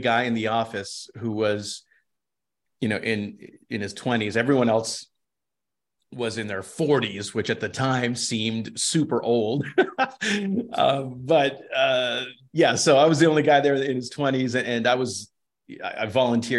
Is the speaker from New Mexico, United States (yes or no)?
yes; New Mexico, United States; also born or lived in Seattle; now in El Paso, United States; I'm from the Southwest. I'm from New Mexico, right down the road.